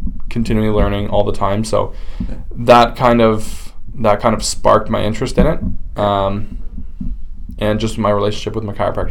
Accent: Guelph, Ontario, Canada; born and raised in Guelph

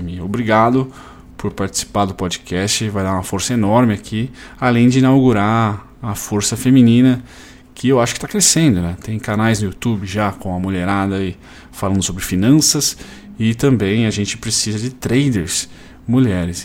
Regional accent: Campinas region, Jundiaí, São Paulo, Brazil; now in Caxias do Sul, Brazil; ambos somos da região de Campinas, uh, Jundiaí

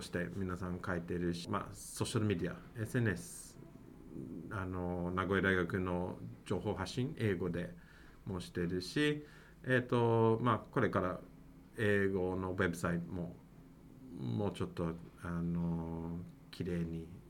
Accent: Mississauga, Ontario, Canada; Japanese is a second language; moved away as an adult; also born or lived in Osaka, Japan; now in Nagoya, Japan; 私はカナダから参りましたそうですね私はトロント、えーと、東の方ですねまあカナダ、まあ、本当にトロントではなくて、まあ、トロントのちょっと外の町、えーと、とミセサーガー市という市なんですが

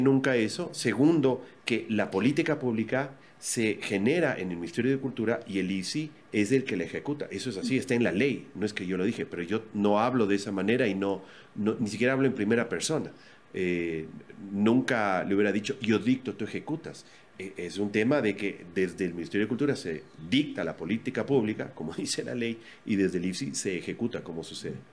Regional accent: Ecuador; así somos los ecuatorianos

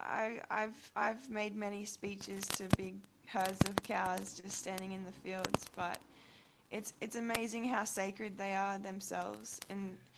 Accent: Australia; now in Cairns, Australia; I'm from Australia. I just moved to Cairns, actually.

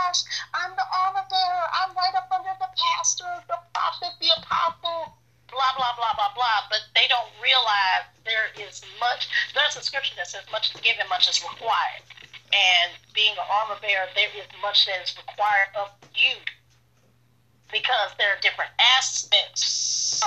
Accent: St. Louis, Missouri, United States; moved away as an adult; now in Tallahassee, United States; I'm Tallahassee, Florida, but I'm from St. Louis, Missouri. As Taka said, I am his big sister. I've been in Tallahassee, Florida since 2011

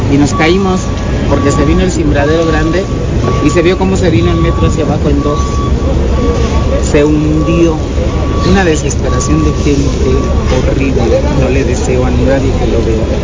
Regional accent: Tabasco, Mexico; Yo no soy de aquí, yo soy tabasqueño, pero ya tengo más de 10 años años

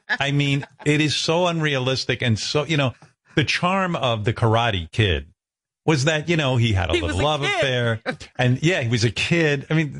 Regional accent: United States; I'm American

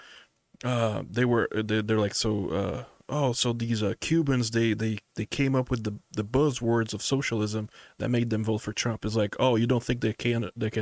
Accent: Brazil; now in United States; I grew up in Brazil

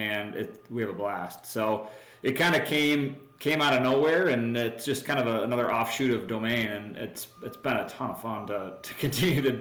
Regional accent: Wisconsin, United States; I grew up in a small town in Wisconsin

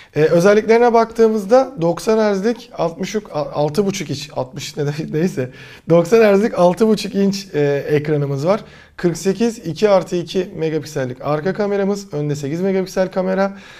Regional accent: Aydın, Turkey; now in Istanbul, Turkey; Ben de işte memleketime gideceğim

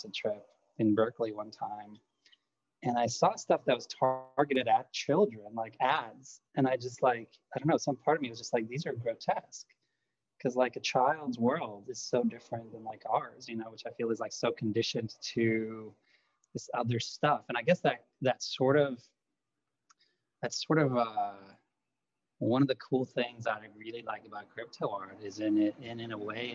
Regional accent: Lithuania; English is a second language; moved away; I grew up in Lithuania

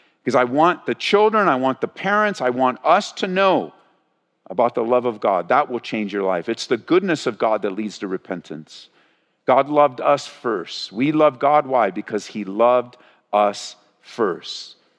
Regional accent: California, United States; moved away as an adult; As we grew up in Southern California

